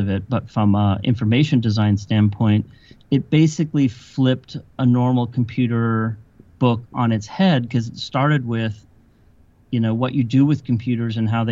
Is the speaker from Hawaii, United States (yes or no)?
no; South Bay, Silicon Valley, California, United States; I grew up in the South Bay in what is now called Silicon Valley